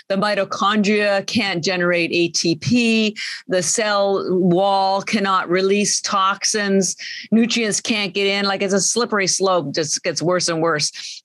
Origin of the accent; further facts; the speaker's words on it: Canada; moved away; I'm Canadian